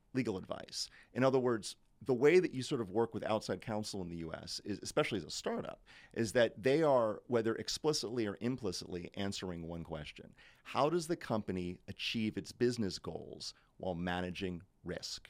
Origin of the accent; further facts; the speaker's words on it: United States; moved away as an adult; now in London, United Kingdom; as an American coming into the U K